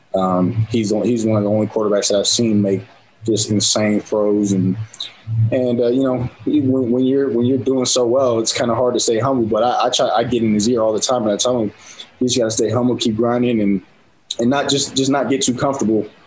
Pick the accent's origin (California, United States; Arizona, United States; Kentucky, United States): California, United States; San Diego; born or raised there; now in Utah, United States